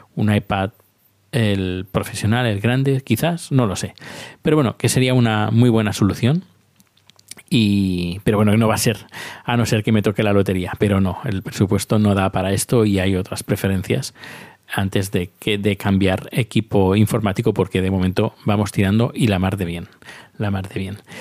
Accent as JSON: {"language": "Spanish", "country": "Spain", "moved": "yes", "lives_now": "Sweden", "said": "soy un español que está viviendo en Suecia"}